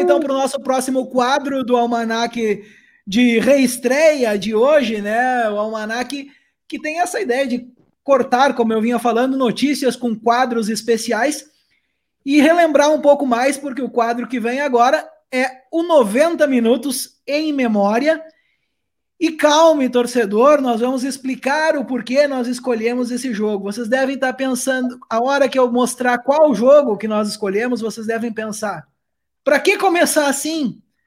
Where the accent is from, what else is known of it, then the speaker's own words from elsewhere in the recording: Brazil; now in Portugal; nós somos brasileiros